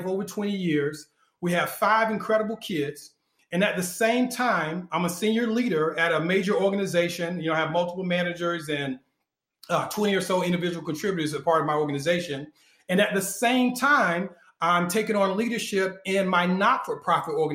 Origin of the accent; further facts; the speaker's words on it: North Carolina, United States; I was born in North Carolina